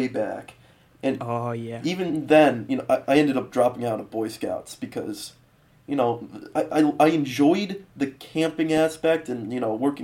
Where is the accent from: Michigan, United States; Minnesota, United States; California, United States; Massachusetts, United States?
Massachusetts, United States; western; we're both from Massachusetts, the western